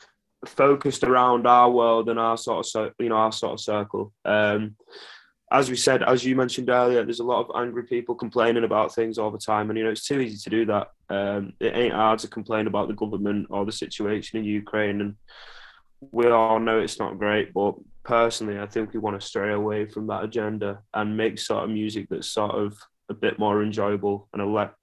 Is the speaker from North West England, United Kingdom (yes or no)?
yes; Burnley, North West England, United Kingdom; because also everyone else growing up in Burnley didn't have anything to do either